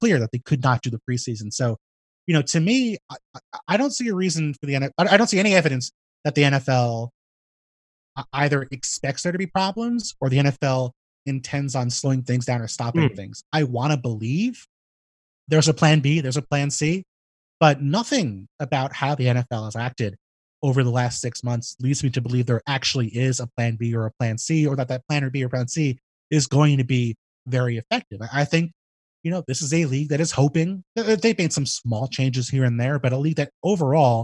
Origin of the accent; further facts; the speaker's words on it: New York City, New York, United States; I live in a big city, you know, I have family, I'm from New York City.